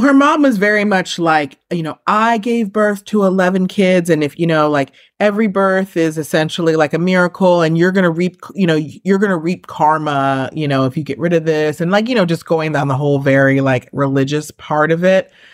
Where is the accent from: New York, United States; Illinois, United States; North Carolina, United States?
New York, United States; I'm from New York where it's, like, everyone who just kinda, like, looks like me is Puerto Rican.